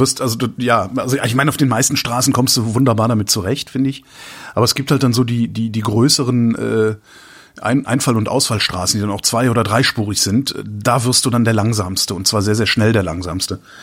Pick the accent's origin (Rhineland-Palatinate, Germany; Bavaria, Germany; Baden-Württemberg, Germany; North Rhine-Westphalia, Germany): North Rhine-Westphalia, Germany; Cologne; moved away; da, wo ich herkomme, also Köln